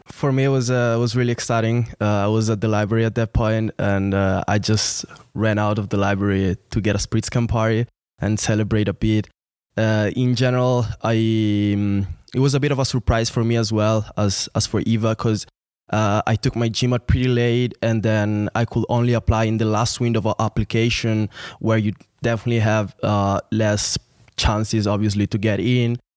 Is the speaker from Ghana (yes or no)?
no; near Milan, Lombardy, Italy; moved away as an adult; also born or lived in Venice; now in St. Gallen, Switzerland; I'm from Italy. Was born and raised there, city uh, not away from Milan